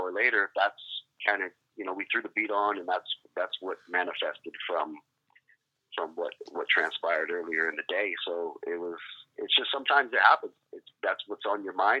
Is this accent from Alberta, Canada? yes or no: no; Esquimalt, British Columbia, Canada; Vancouver Island. Mm-hmm. Is where I grew up in a neighborhood called Esquimalt